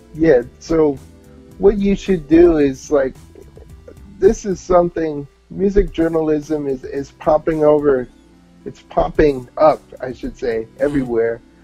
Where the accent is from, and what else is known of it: New York, United States; born or raised there; accent: New York; also born or lived in New Haven, Connecticut